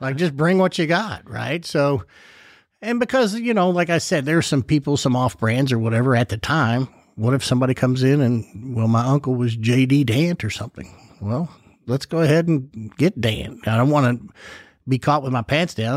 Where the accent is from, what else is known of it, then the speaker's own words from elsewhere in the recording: Louisville, Kentucky, United States; I grew up over in the Crescent Hill neighborhood in Clifton, right down, you know, a couple of, maybe a mile or two from National Distillery.